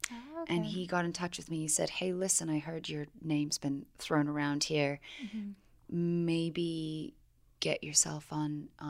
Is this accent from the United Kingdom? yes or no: yes; England, United Kingdom; moved away; I'm from England originally